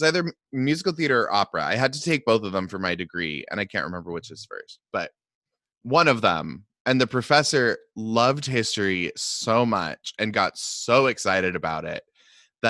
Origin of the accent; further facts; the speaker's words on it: Seattle, Washington, United States; I grew up in Seattle